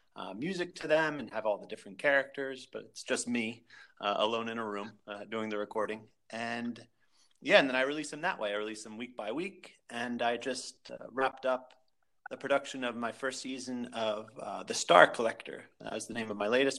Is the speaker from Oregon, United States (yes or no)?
no; Pennsylvania, United States; I grew up in Pennsylvania